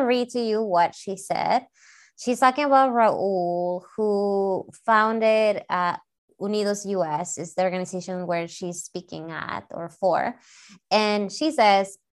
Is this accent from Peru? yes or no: yes; Peru; now in United States; I'm from South America in Peru, and I didn't grow up eating tacos.